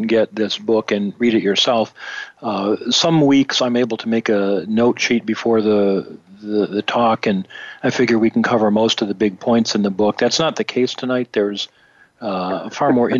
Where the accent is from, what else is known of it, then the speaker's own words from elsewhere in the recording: Detroit, Michigan, United States; I'm back in the Detroit area